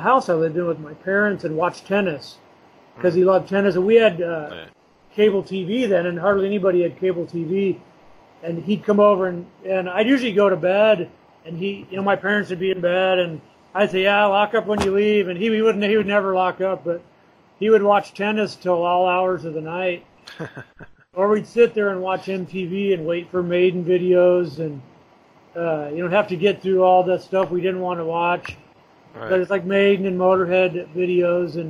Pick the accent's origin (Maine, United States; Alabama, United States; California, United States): California, United States; Huntington Beach; I grew up in Huntington Beach